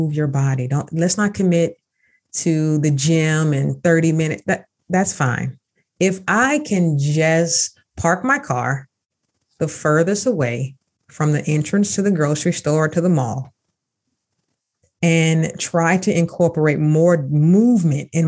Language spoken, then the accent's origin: English; Jacksonville, Florida, United States; now in Pittsburgh, United States; my hometown, Jacksonville, Florida. I am truly from Duval, but I'm in Pittsburgh, Pennsylvania now